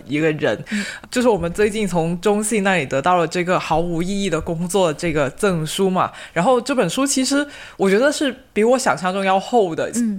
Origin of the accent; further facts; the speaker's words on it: China; 我们国内